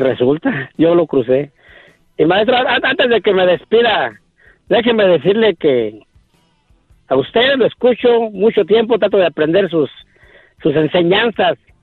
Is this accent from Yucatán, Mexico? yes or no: no; Michoacán, Mexico; moved away; soy de Michoacán